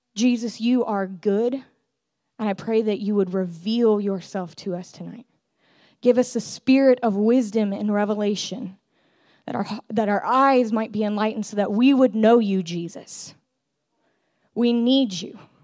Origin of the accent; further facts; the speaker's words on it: California, United States; I grew up in California, born and raised